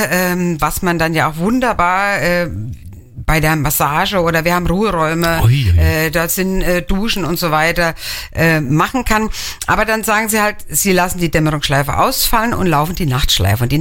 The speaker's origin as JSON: {"language": "German", "town": "Hennweiler", "region": "Rhineland-Palatinate", "country": "Germany", "said": "Ich bin selber auch aus Hennweiler."}